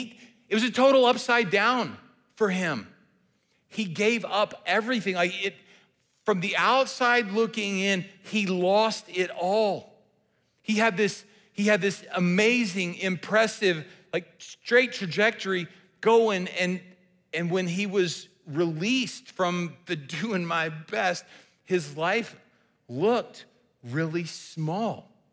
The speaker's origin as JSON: {"language": "English", "region": "the South", "country": "United States", "said": "we're from the South, and so I have actually fished in the Mississippi Delta"}